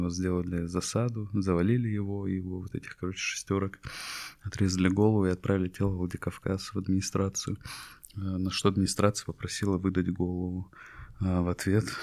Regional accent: Ingushetia, Russia; Это история про мой народ, я ингуш. Мы часть войнахского народа вместе с чеченцами, подсбийцами и другими.

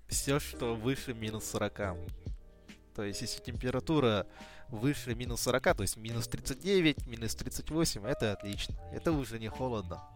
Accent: Belaya Gora, Sakha Republic, Russia; now in Yakutsk, Russia; Я вырос на Белой горе, там река Индигирка.

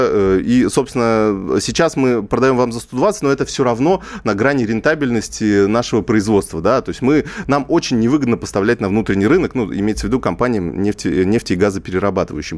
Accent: Kazakhstan; я просто сам из Казахстана

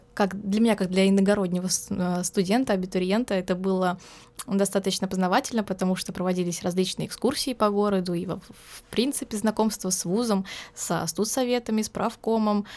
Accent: Volgograd, Volgograd Oblast, Russia; moved away as an adult; now in Rostov-on-Don, Russia; я не из Ростова, я из Волгограда приехала

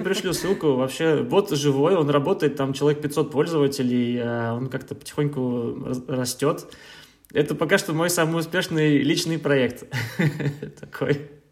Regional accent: Saint Petersburg, Russia; moved away as an adult; now in Berlin, Germany; я да, родом я из Петербурга. Uh, в Германии, в Берлине я живу уже лет шесть даже

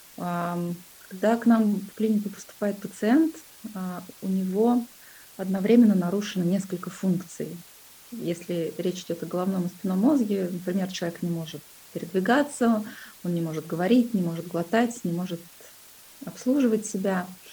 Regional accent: Kuzbass, Kemerovo Oblast, Russia; moved away as an adult; now in Moscow, Russia; я сама родилась в Кузбассе, это такой был небольшой, шахтерский город, и, собственно, свою карьеру я начала на шахте

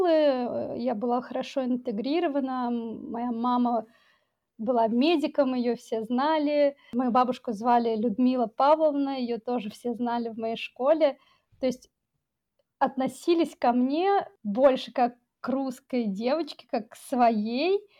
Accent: Tajikistan; Да, я таджичка. Дело в том, что в течение многих лет мне было сложно понять, а вообще кто я.

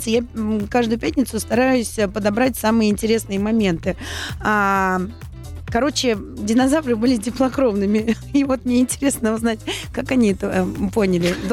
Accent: Saint Petersburg, Russia; Ждем салют. Мой родной город.

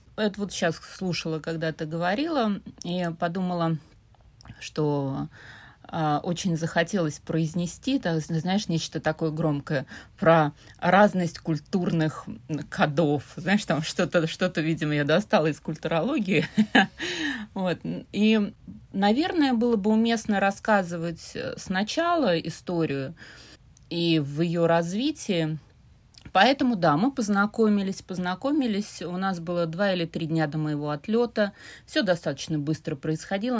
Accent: Saint Petersburg, Russia; Я родилась и выросла в Петербурге, но тогда еще в Ленинграде

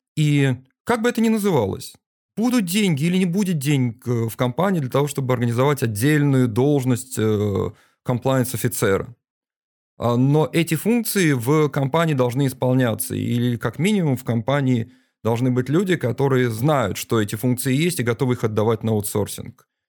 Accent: Saint Petersburg, Russia

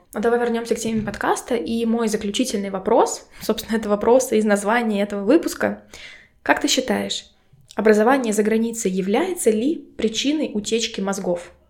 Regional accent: Mordovia, Russia; я сама из Республики Мордовия

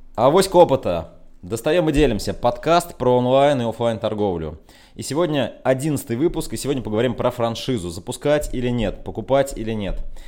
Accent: Ulyanovsk, Ulyanovsk Oblast, Russia; мой родной город Ульяновск

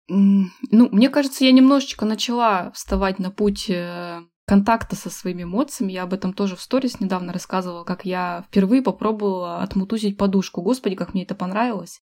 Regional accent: Achinsk, Krasnoyarsk Krai, Russia; moved away as an adult; also born or lived in Moscow; я была вынуждена вернуться в Ачинск, мой родной город, где я не жила уже 10 лет

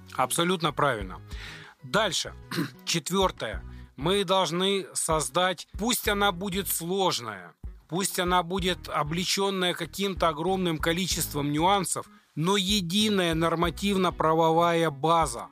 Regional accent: Ukraine; now in Russia; я сам украинец, приехал в 99 году в Россию

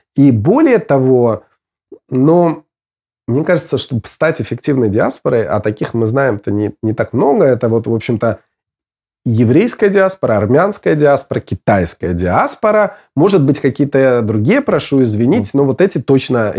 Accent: Belarus; moved away as an adult; я, выехав из Беларуси в 2006 году

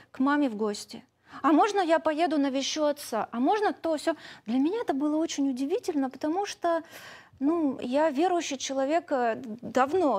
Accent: Ukraine; also born or lived in Crimea; я украинка, русскоговорящая

